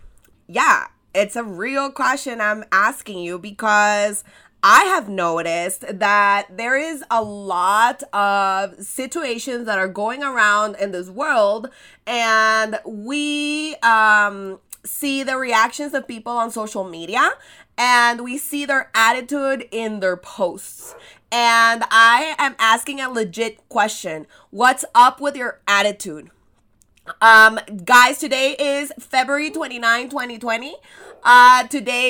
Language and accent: English; El Salvador; I'm from El Salvador, and I specialize in helping you create irresistible experiences online